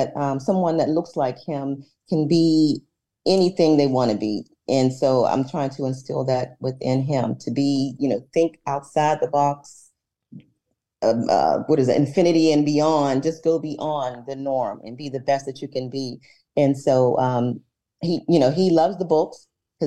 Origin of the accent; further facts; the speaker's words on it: Pittsburgh, Pennsylvania, United States; I am a native from Pittsburgh, been living here all my life